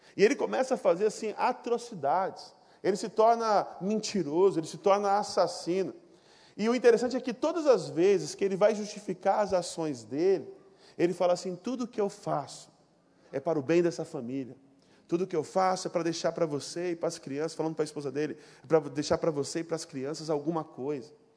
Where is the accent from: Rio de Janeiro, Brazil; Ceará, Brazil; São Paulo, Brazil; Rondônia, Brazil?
Rondônia, Brazil; Ariquemes; moved away; eu não sou do Rio, eu sou de Rondônia, vocês sabem disso, Rondônia, o estado mais maravilhoso desse país. Eu sou de uma cidade chamada Ariquemes